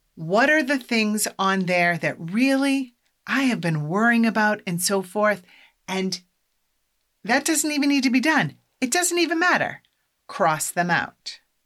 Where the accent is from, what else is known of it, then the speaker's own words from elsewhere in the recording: Iowa, United States; now in Massachusetts, United States; I'm from Iowa